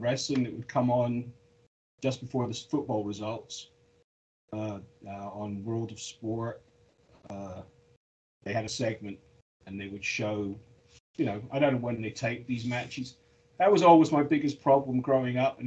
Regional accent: Scotland, United Kingdom; also born or lived in London; I'm Scottish

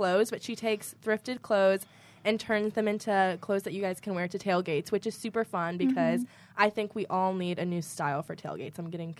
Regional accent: Louisville, Kentucky, United States; I'm from Louisville

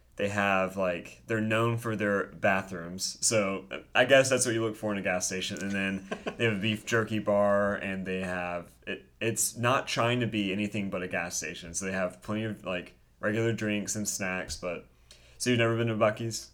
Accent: Winston-Salem, North Carolina, United States; we grew up together in Winston-Salem

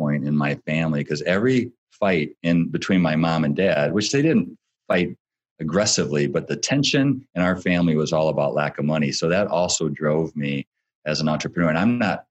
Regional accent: Battle Creek, Michigan, United States; I grew up in Battle Creek, so we're Michiganders

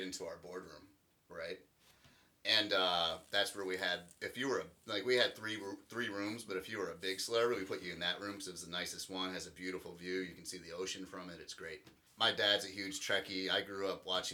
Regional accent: Michigan, United States; I'm from Michigan

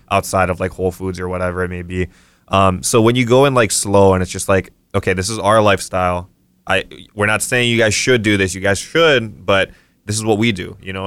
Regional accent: Kauai, Hawaii, United States; I'm from Kauai originally.

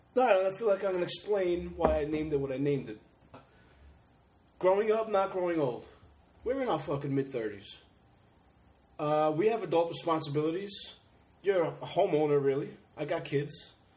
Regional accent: Long Island, New York, United States; Fucking Bayshore, Long Island, where we're from.

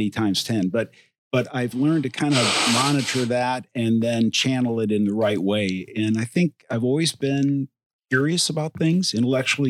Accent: Toledo, Ohio, United States; I was born and raised in Toledo, Ohio

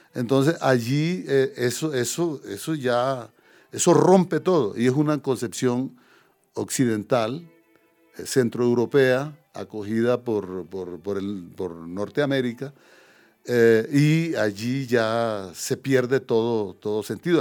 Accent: Córdoba, Colombia; moved away as an adult; also born or lived in Paris, France; Córdoba, digamos la región donde yo nací

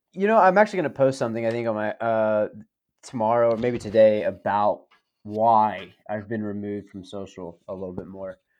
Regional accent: the South, United States; as a Southerner

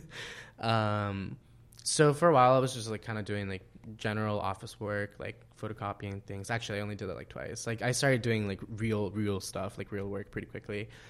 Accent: El Salvador; moved away; my life in El Salvador

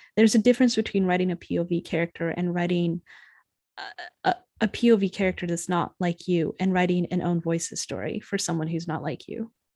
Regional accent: United States; I was certainly raised more American Irish

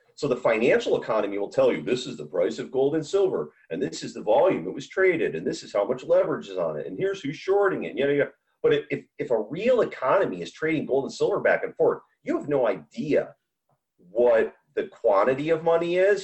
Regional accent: United States; As an American warrior

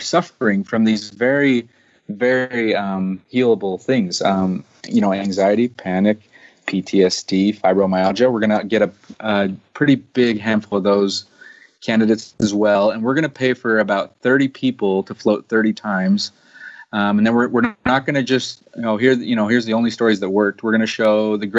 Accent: United States; I'm typical American

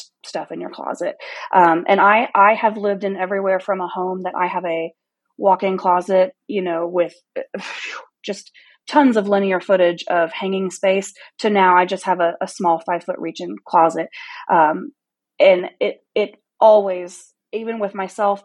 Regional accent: Missouri, United States; I'm from Missouri, just a small town in Missouri.

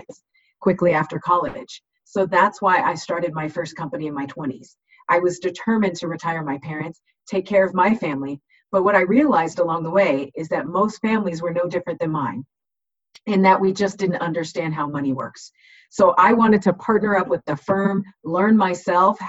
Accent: Southern California, United States; I was born and raised in Southern California

